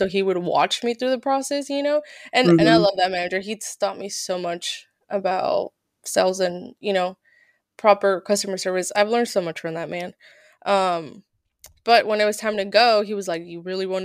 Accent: California, United States; moved away as an adult; also born or lived in Santa Cruz / Reno; I'm from Cali

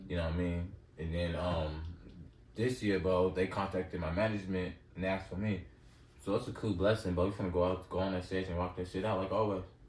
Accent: Los Angeles, California, United States; I'm from Los Angeles, California

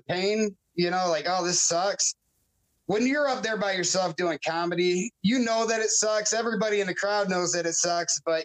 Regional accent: Roscommon, Michigan, United States; also born or lived in Nebraska; The northern part, from Roscommon.

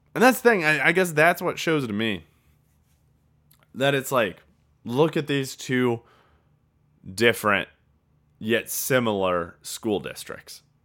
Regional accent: Traer, Iowa, United States; my hometown of Traer

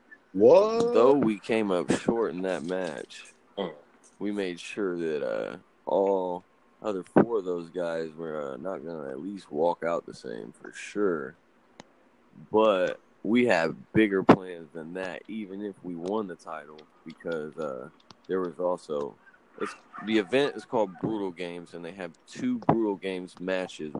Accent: Lima, Ohio, United States; last night in Lima, Ohio, my hometown

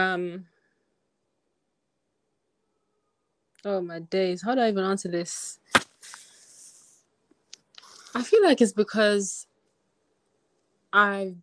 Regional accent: Jamaica; moved away; As a Jamaican myself, coming from Jamaica

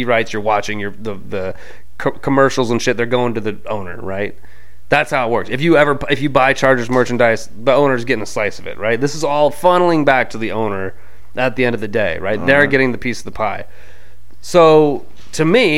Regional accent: Anaheim, California, United States; also born or lived in San Diego; I was born in Anaheim. I lived in Anaheim for the first 11 years of my life

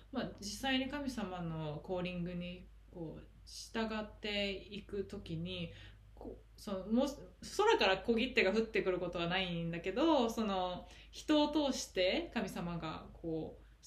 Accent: Japan; moved away; 日本出身

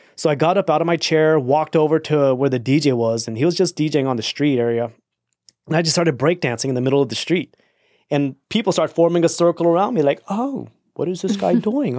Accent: Austin, Texas, United States; also born or lived in El Paso, Texas; I'm from Austin

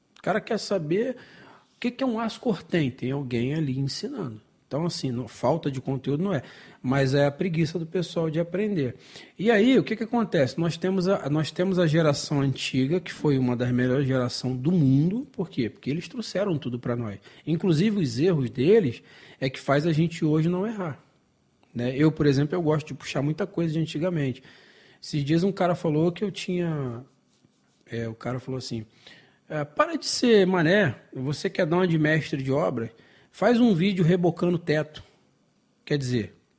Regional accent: Brazil; eu sou brasileiro

